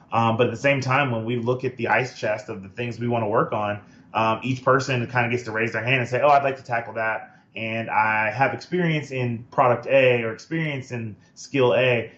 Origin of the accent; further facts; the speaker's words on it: United States; as like a Black American and a Black founder